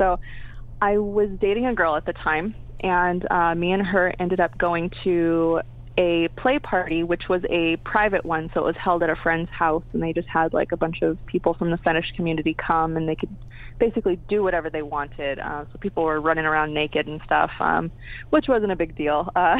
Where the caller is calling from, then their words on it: Pasadena, California, United States; I'm actually in Pasadena right now, so Pasadena, California.